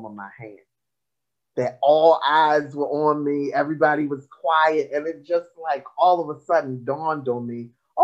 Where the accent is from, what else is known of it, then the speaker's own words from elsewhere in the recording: Baltimore, Maryland, United States; I am from Baltimore